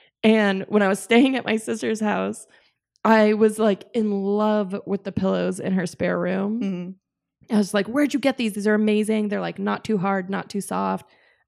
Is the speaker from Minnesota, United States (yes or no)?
no; Arizona, United States; also born or lived in San Francisco; now in Los Angeles, United States; I'm from Arizona.